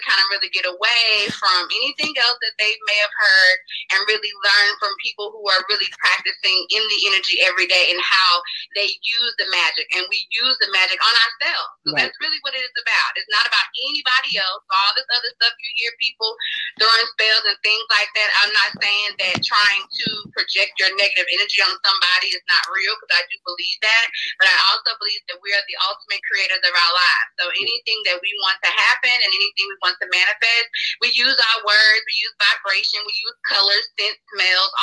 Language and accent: English; Tallulah, Louisiana, United States; I'm from Tallulah, Louisiana.